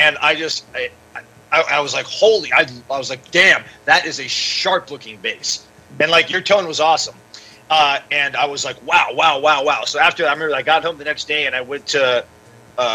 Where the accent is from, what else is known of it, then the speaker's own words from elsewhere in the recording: Palm Springs, California, United States; also born or lived in Yucca Valley, California; SoCal born and raised